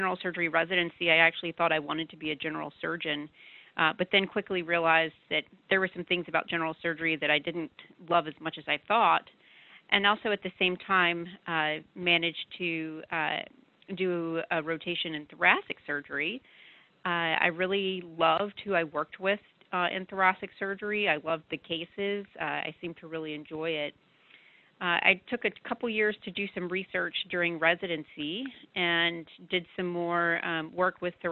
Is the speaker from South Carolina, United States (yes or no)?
no; Birmingham, Alabama, United States; moved away as an adult; also born or lived in Atlanta, Georgia; now in Austin, United States; I was born and raised in Birmingham, Alabama